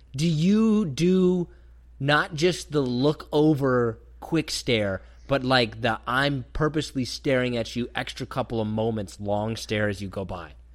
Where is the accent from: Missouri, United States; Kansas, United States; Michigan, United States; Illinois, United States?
Kansas, United States; growing up in Kansas